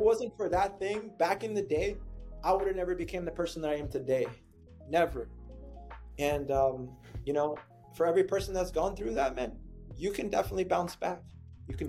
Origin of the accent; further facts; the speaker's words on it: San Antonio, Texas, United States; moved away as an adult; also born or lived in Camp Springs, Maryland; now in San Diego, United States; I was living in San Antonio, Texas, and uh, I made the big big boy decision to kind of move away from my my hometown